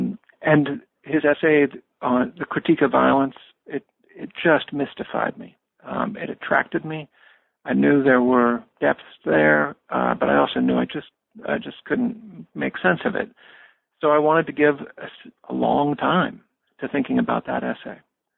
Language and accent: English; Springfield, Missouri, United States; I grew up in a small city in southwest Missouri in the Ozarks. I grew up in Springfield.